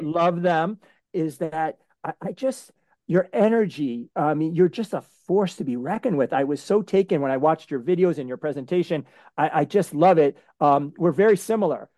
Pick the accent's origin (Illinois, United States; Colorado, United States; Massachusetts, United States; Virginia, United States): Massachusetts, United States; Framingham; I grew up in Framingham, Massachusetts.